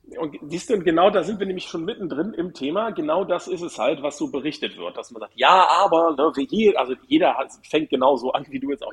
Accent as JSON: {"language": "German", "region": "Hamburg", "country": "Germany", "tie": "born or raised there", "said": "aus meiner Heimatstadt"}